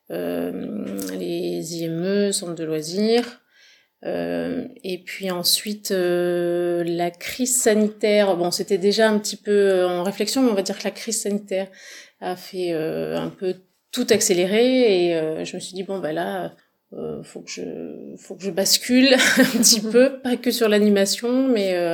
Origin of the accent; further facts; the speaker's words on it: La Seyne-sur-Mer, Provence-Alpes-Côte d'Azur, France; born there; now in Dordogne, France; alors je suis née dans le Var, à Seine-sur-Mer, et après, mes parents étaient du Nord, Normandie et Paris, donc on est remonté.